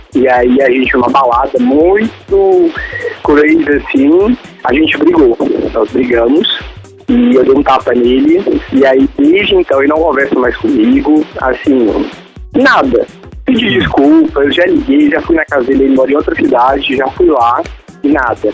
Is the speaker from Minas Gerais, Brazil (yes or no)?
yes; Belo Horizonte, Minas Gerais, Brazil; Eu sou geminiano, eu sou seu conterrâneo, sou de Minas. BH.